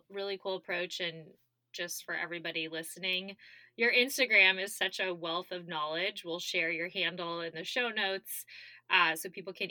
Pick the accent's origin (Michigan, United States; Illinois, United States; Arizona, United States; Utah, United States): Arizona, United States; born or raised there